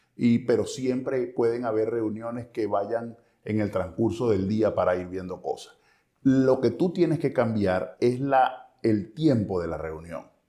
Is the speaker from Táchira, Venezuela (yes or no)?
no; Cabimas, Zulia, Venezuela; yo no soy de Maracaibo, yo soy de Cabima